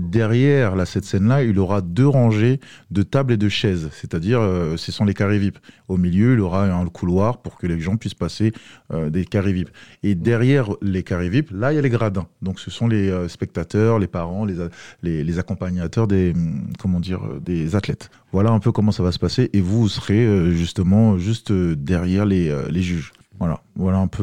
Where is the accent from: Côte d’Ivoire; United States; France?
Côte d’Ivoire; moved away; je viens de la Côte d'Ivoire